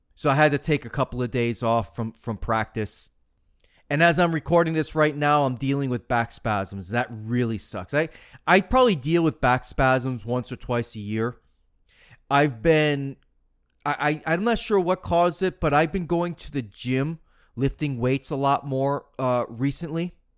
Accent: Marianna, Florida, United States; Zikuru Academy in Mariana, Florida, my hometown

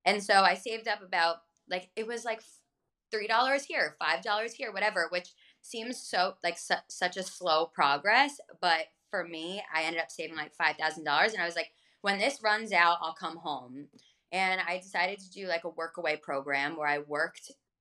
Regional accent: Freehold, New Jersey, United States; I'm this hippie from Freehold, New Jersey

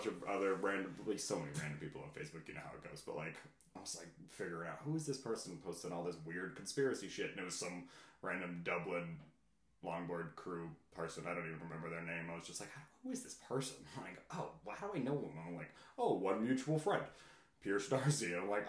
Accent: England, United Kingdom; born there; No, I was born in England, but my mom's Irish, so I'm 50% Irish.

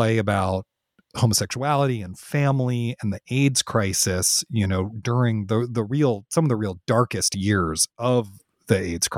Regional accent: Washington, District of Columbia, United States; I grew up in Washington, D.C., which is a great theater town, has a ton of theater going on.

